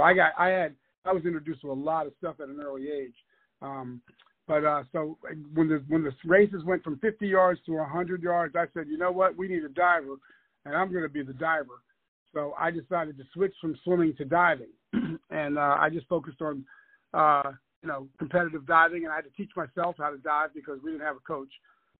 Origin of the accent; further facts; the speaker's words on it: East Orange, New Jersey, United States; And he was a physical director at the several YMCAs up in New Jersey, where I'm from. I'm from East Orange, New Jersey. And so he was a physical director at the YMCAs, and I grew up at the YMCA.